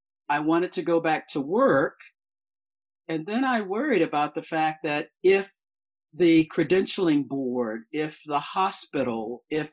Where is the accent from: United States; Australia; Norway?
United States; the South; I'm from the South